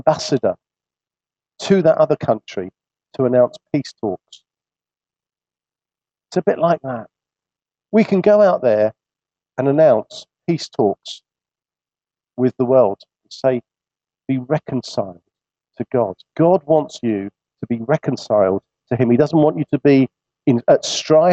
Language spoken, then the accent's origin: English; England, United Kingdom; although we feel comfortable in this land, we've grown up in it, it's, if you like, our nation